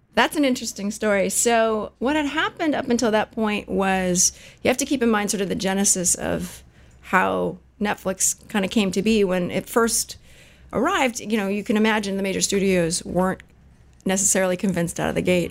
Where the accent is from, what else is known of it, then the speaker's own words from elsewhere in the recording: Silicon Valley, Bay Area, California, United States; I was actually born and raised in Silicon Valley, believe it or not. So born at Stanford, raised in the Bay